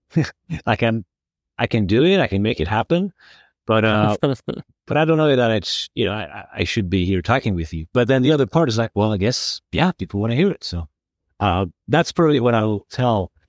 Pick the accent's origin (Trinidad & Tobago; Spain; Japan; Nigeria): Spain; Community of Madrid; I was growing up, growing up in Madrid